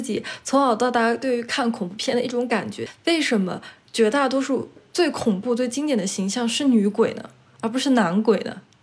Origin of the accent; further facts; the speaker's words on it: China; 我们中国人也有这样的思想